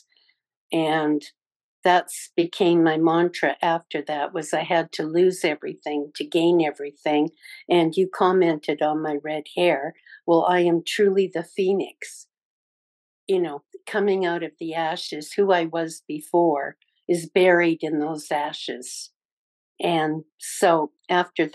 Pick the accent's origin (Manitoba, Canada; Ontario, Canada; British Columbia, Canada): British Columbia, Canada; moved away as an adult; also born or lived in California; now in United States; I'm originally from British Columbia, Canada, and I moved down to the States to be with my brother after he got out of Vietnam